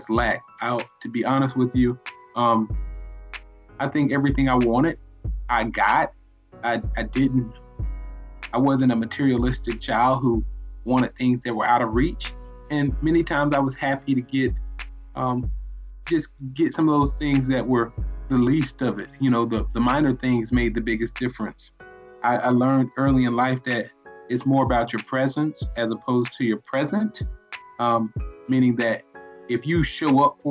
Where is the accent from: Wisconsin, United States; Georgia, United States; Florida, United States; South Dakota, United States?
Florida, United States; Riviera Beach; also born or lived in Tallahassee, Florida; I am originally from Riviera Beach, Florida. I'm a native of Palm Beach County. I currently live in West Palm Beach